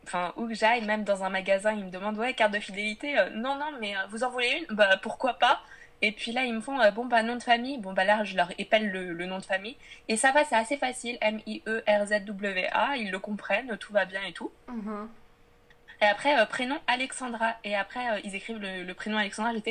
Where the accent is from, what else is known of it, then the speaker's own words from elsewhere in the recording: France; je suis née en France.